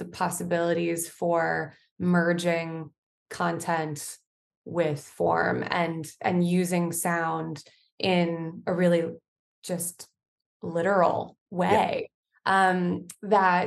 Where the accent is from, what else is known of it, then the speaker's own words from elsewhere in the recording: St. Louis, Missouri, United States; I grew up in St. Louis, Missouri, and I'm an only child.